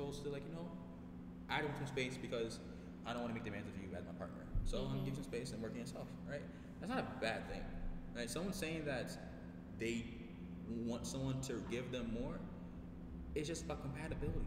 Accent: New York City, New York, United States; also born or lived in Bronx; I'm from Queens

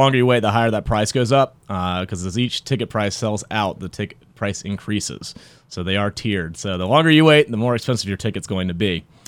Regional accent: Raleigh, North Carolina, United States; I was actually born and raised in Raleigh. Uh, I grew up in Five Points

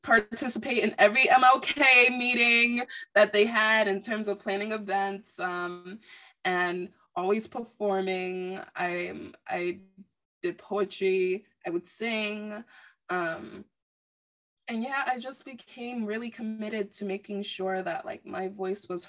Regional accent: Nigeria; I'm Nigerian.

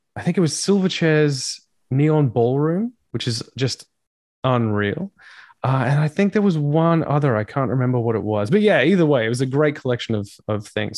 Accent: Australia; being an Australian

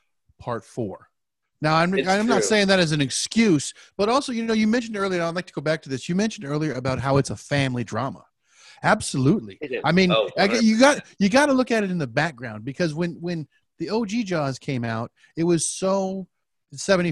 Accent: Palm Springs, California, United States; I grew up in Palm Springs, California, which is a desert

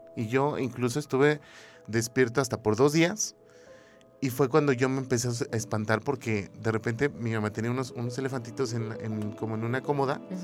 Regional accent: Mexico; como buen mexicano

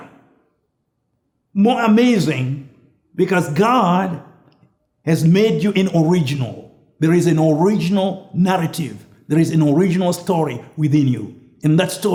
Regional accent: Zimbabwe; moved away as an adult; also born or lived in Launceston, Tasmania, Australia; I came from Rhodesia, a British colony

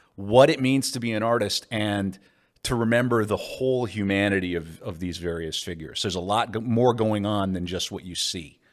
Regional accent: Mandan, North Dakota, United States; also born or lived in Bismarck, North Dakota; I was raised, by and large, in Mandan, North Dakota, across the river

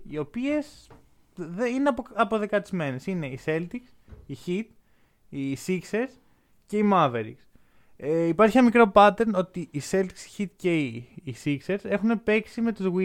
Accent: Greece; εγώ είμαι Έλληνας

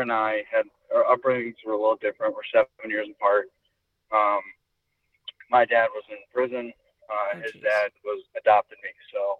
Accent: Utica, New York, United States; born or raised there; moved away

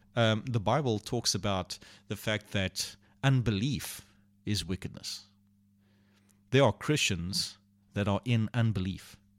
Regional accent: Port Elizabeth, Eastern Cape, South Africa; also born or lived in Port Alfred; we moved to Port Alfred and from Port Alfred back to Port Elizabeth

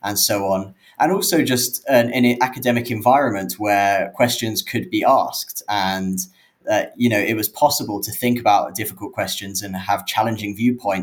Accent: London, United Kingdom; I grew up in London in the UK

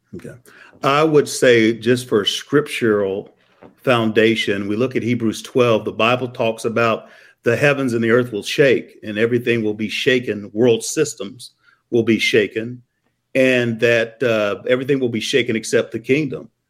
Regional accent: Columbia, Missouri, United States; I'm from Columbia, Missouri.

